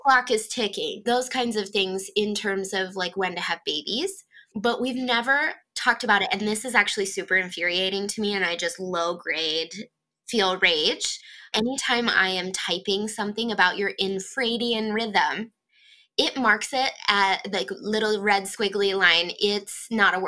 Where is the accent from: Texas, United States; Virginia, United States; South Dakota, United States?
South Dakota, United States; Rosholt, Northeast; moved away as an adult; now in Sioux Falls, United States; I'm in Sioux Falls, South Dakota, but I grew up in Northeast South Dakota in a town called Rosalt.